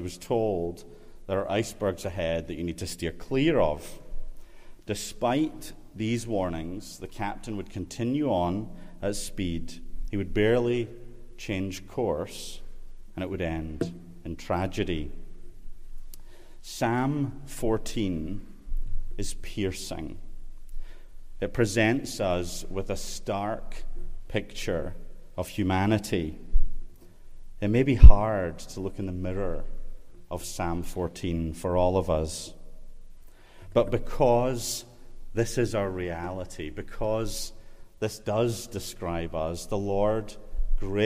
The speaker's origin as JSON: {"language": "English", "region": "Scotland", "country": "United Kingdom", "said": "I'm from Scotland"}